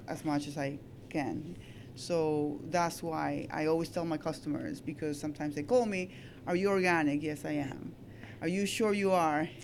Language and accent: English; Peru; also born or lived in Astoria, New York / Baldwin, New York; now in Long Beach, United States; I'm Peruvian. I came from Peru like so many years ago.